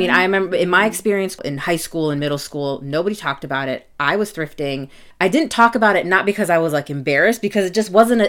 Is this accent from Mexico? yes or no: no; Jordan; I'm the youngest of three girls, and we were growing up in Jordan